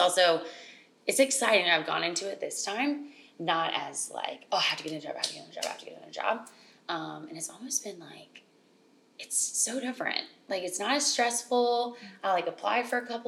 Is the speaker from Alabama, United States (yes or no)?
yes; Alabama, United States; moved away as an adult; now in New York, United States; I'm originally from Alabama. I've been in New York 5 years now.